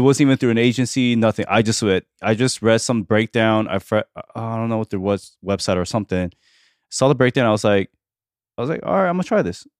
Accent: Argentina; moved away; I was born in Argentina

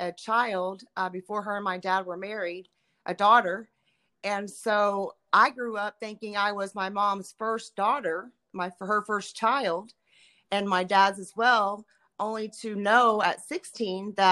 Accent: Richardson, Texas, United States; I am from Richardson, Texas, which is a small town outside of Dallas

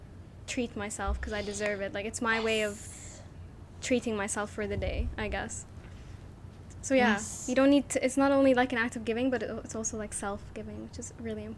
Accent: Jordan; also born or lived in Abu Dhabi; Cause even like me growing up in Jordan and Abu Dhabi, tea is like a big part of just like socializing.

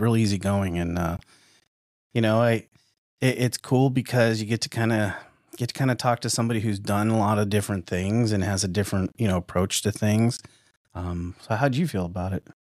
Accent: Tucson, Arizona, United States; moved away; also born or lived in Midwest; I'm from Tucson, Arizona.

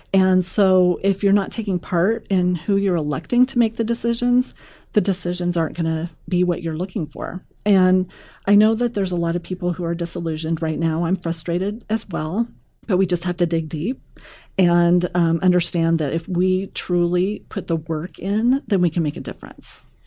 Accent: Omaha, Nebraska, United States; I'm from Millard

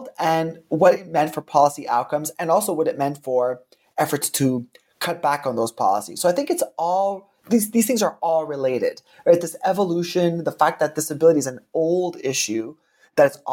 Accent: Canada; also born or lived in Seattle, United States / Oxford, United Kingdom; I was trained in the United States, even though I'm Canadian

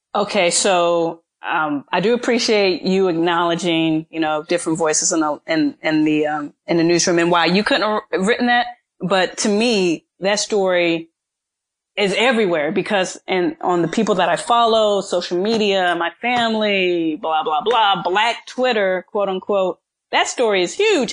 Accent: Midwest, United States; moved away; I'm from the Midwest

